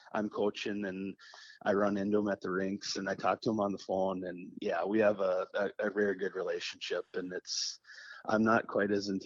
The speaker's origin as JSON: {"language": "English", "town": "Warroad", "region": "Minnesota", "country": "United States", "moved": "yes", "said": "I was coming from War Road in a very structured system"}